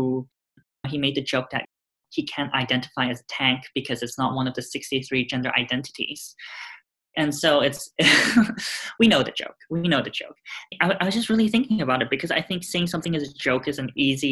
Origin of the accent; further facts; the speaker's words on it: Hong Kong; moved away as an adult; now in United States; Growing up in Hong Kong, it felt like I lived also relatively sheltered in a way